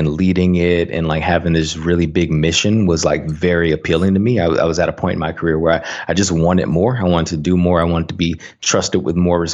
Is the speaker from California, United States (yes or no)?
no; Saginaw, Michigan, United States; moved away as an adult; also born or lived in Tuskegee, Alabama; I grew up in a small town in mid-Michigan called Saginaw, Michigan